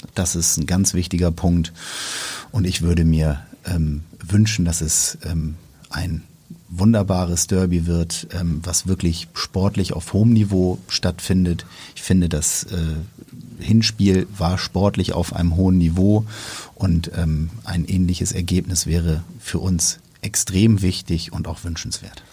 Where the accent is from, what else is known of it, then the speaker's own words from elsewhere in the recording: Hamburg, Germany; wir jetzt hier als Hamburger